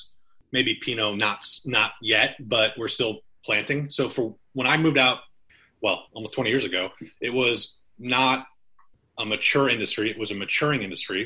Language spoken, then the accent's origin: English; Michigan, United States; moved away as an adult; now in Washington, United States; I'm from Michigan originally. I moved out to Washington 2000, 2001